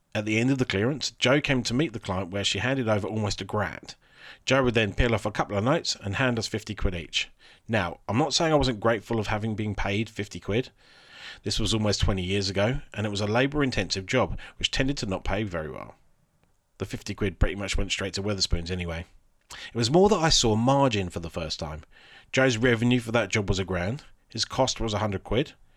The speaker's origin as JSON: {"language": "English", "area": "Alderstone", "region": "England", "country": "United Kingdom", "tie": "born or raised there", "said": "my hometown, Alderstone"}